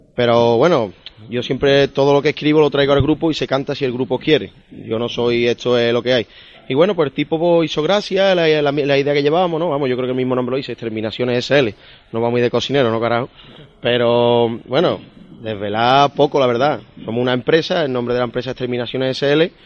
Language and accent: Spanish; Camas, Andalusia, Spain; en mi pueblo